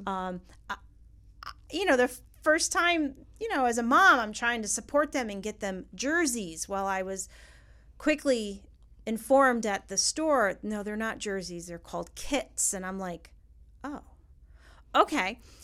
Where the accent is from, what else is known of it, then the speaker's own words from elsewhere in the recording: New York, United States; now in Florida, United States; We're from New York